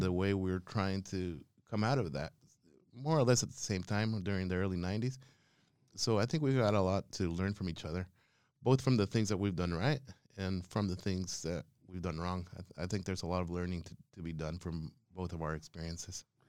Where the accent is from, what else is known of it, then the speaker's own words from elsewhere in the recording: Quetzaltenango, Guatemala; moved away as an adult; also born or lived in Spain; now in Australia; hometown is called Quetzaltenango, but the other indigenous name for it is Chela Who